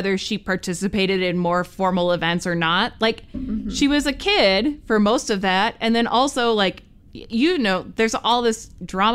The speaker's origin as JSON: {"language": "English", "country": "United States", "said": "as an American"}